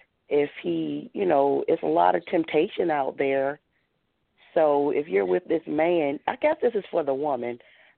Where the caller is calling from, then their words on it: Baltimore, Maryland, United States; I'm calling from Baltimore.